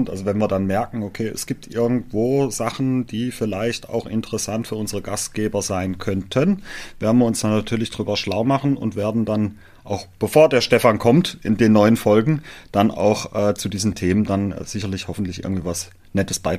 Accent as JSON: {"language": "German", "region": "Baden-Württemberg", "country": "Germany", "said": "läuft da auch nicht immer alles so wie geschmiertes Brot, sagt man bei uns im Schwarzwald."}